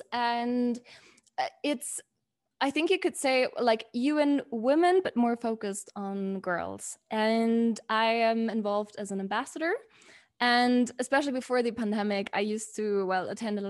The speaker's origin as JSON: {"language": "English", "country": "Germany", "tie": "born or raised there", "said": "the privilege that I have and that I had growing up in Germany"}